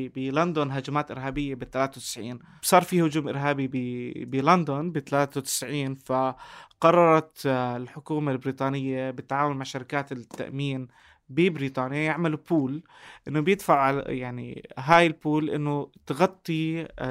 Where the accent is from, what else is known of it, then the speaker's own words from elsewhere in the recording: Jordan; عندنا بالاردن